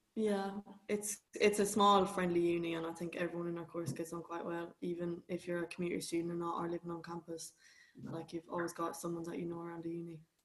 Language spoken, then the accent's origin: English; Galway, Connacht, Ireland; moved away as an adult; now in London, United Kingdom; I'm an Irish student, so I'm from Galway.